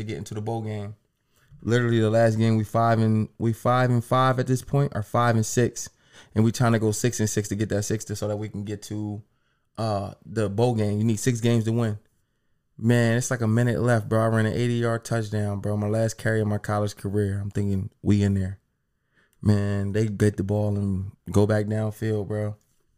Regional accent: Harrisburg, Pennsylvania, United States; also born or lived in Akron; I'm from Harrisburg

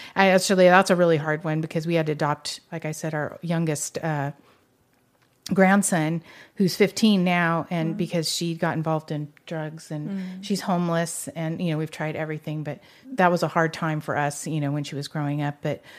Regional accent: Ventura, California, United States; Well, I was born in Ventura. And I've lived there most of my life.

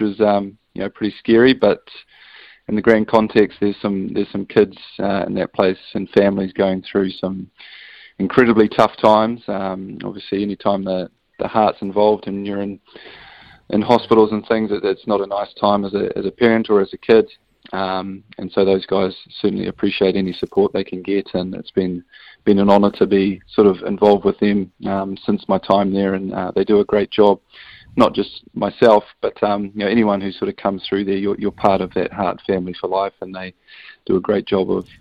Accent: New Zealand; as a Kiwi without a European passport

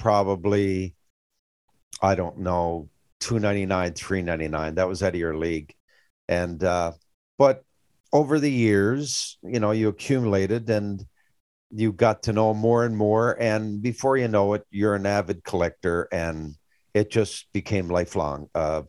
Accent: Grand Falls-Windsor, Newfoundland and Labrador, Canada; growing up in Grand Falls, dad never had a whole lot.

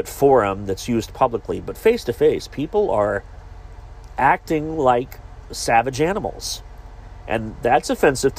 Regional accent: Beaver, Ohio, United States; also born or lived in Givens, Ohio; I was born in southern Ohio. A small village known as Beaver is where I was raised

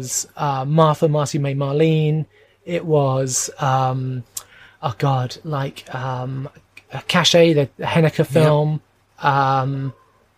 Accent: England, United Kingdom; I'm English

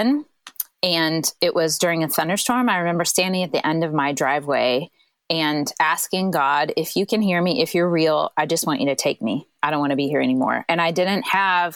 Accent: Central Illinois, United States; now in St. Louis, United States; I grew up in Central Illinois.

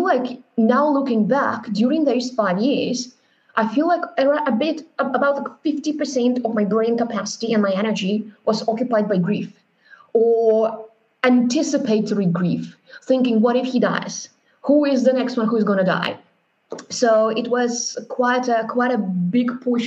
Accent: Moscow, Russia; now in Berlin, Germany; I grew up in Russia, in Moscow, with four grandparents, very close.

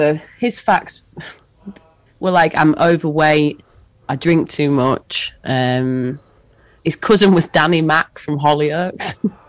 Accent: Hull, Yorkshire and the Humber, United Kingdom; I was born in Hull.

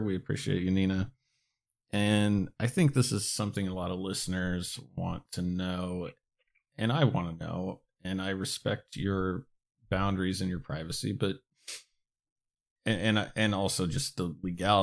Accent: Alaska, United States; moved away; I grew up in Alaska, there's a lot of weed there

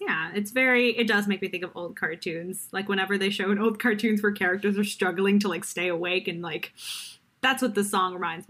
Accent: Detroit, Michigan, United States; moved away; Yeah, so I actually grew up in the Midwest. Like, I'm from Detroit

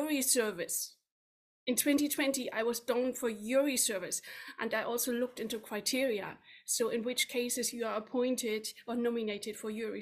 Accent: Germany; moved away as an adult; now in United Kingdom; My home country is Germany, where I worked from central bank to investment bank in the headquarters in Frankfurt

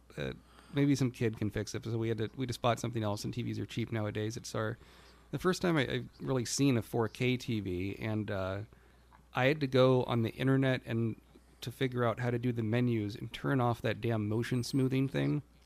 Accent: United States; being an American

